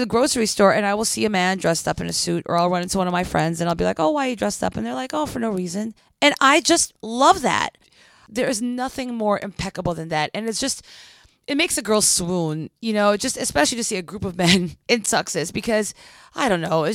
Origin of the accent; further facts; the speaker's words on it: Philippines; moved away; When I was growing up in the Philippines